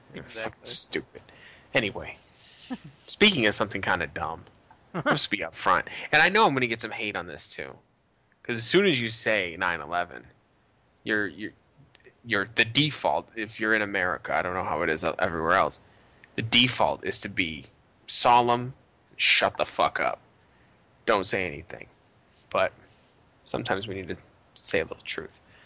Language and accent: English; Boston, Massachusetts, United States; I'm from not New York City. I'm from Boston